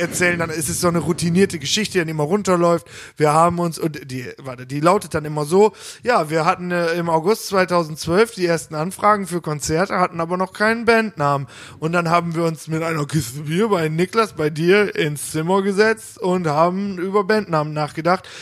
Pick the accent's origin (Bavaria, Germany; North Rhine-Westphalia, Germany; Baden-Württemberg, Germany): North Rhine-Westphalia, Germany; Hagen; bei Stocks bei uns in Hagen